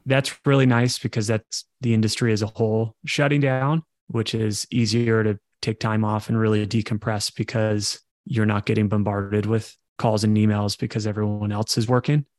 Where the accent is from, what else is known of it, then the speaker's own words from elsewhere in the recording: Coachella Valley area, California, United States; in my division in high school. La Quinta was, was in our division